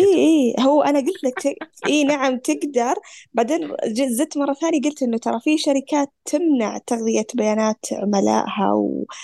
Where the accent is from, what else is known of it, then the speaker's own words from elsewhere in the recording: Saudi Arabia; احنا كسعوديين